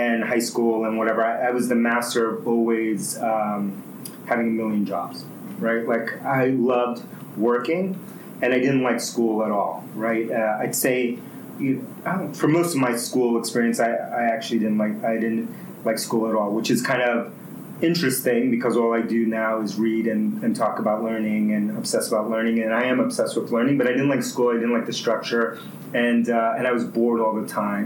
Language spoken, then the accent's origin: English; New York City, New York, United States; first language Spanish; English is a second language; also born or lived in Bronx, New York; I was born in the Bronx, New York, and then grew up in Queens, New York. So I moved to Queens when I was 5, grew up there